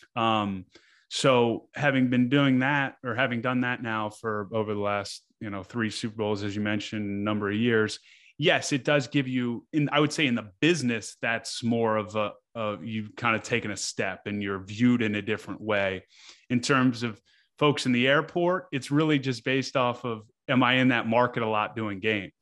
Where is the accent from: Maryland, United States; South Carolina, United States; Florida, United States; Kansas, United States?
Maryland, United States; Annapolis; now in Baltimore, United States; I grew up in Annapolis, but I've been here s, for over ten years now.